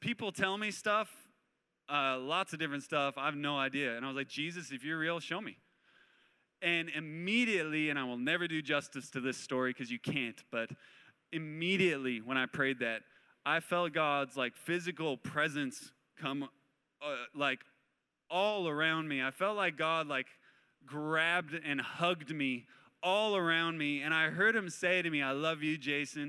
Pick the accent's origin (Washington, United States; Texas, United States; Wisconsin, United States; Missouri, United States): Washington, United States; Spokane; moved away as an adult; also born or lived in San Luis Obispo, California; I grew up in Spokane, Washington